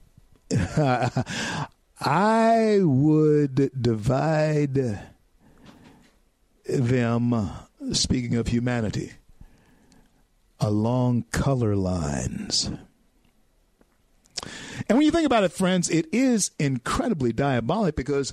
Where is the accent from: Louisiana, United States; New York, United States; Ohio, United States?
Louisiana, United States; growing up in Louisiana